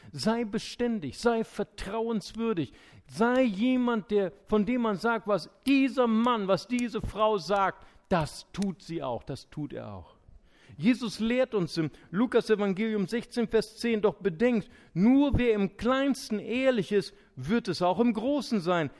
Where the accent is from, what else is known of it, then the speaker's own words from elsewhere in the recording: Germany; wir Deutschen